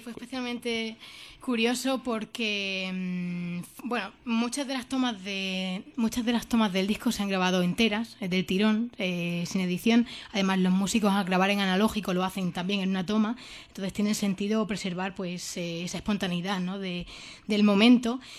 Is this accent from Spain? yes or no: yes; Jaraíz de la Vera, Extremadura, Spain